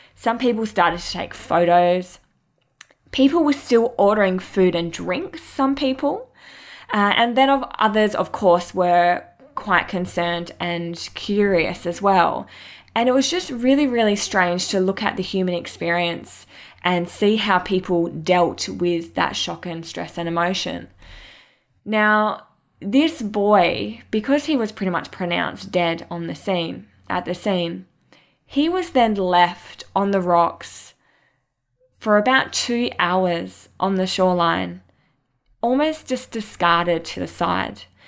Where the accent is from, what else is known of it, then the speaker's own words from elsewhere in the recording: Mandurah, Western Australia, Australia; I grew up in Mandurah, which is an hour south of Perth in WA, Australia on a coastal town with my family and my sister, Candace